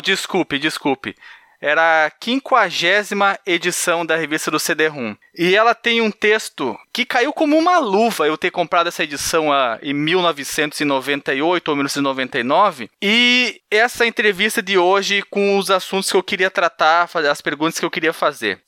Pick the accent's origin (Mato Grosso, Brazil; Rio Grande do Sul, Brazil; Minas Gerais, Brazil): Minas Gerais, Brazil; Barbacena; quando eu era pequeno lá em Barbacena